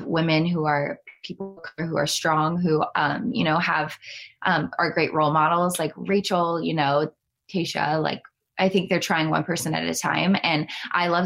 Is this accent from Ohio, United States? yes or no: yes; Cleveland, Ohio, United States; my hometown of Cleveland, Ohio